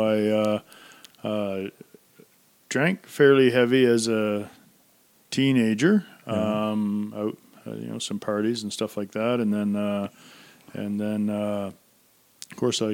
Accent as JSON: {"language": "English", "town": "Centreville", "region": "New Brunswick", "country": "Canada", "tie": "born or raised there", "also_born_or_lived": "Woodstock, New Brunswick", "said": "I grew up in Centerville and a small town of about 1,100 people."}